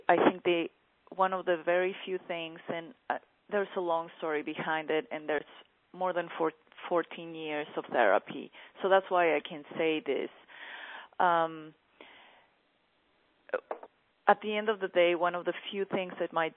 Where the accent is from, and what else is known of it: Mexico